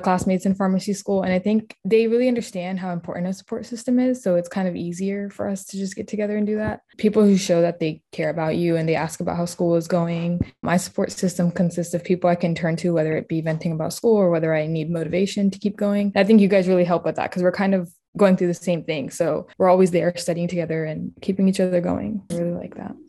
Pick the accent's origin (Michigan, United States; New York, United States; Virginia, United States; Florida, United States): Virginia, United States; Harrisonburg; moved away as an adult; now in Northern Virginia, United States; I'm from Harrisonburg, Virginia, where I completed my undergraduate degree at James Madison University